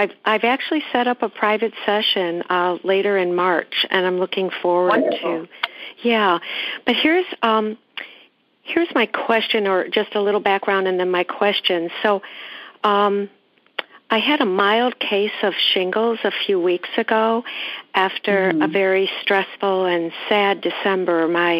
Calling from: Chicago, Illinois, United States; I'm good. I'm calling from Chicago.

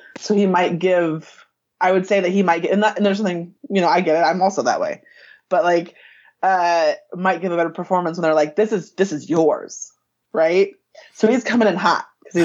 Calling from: Des Moines, Iowa, United States; Iowa. Yeah. Des Moines, the capital of the huge capital of Iowa, which I don't even think has a million people in it.

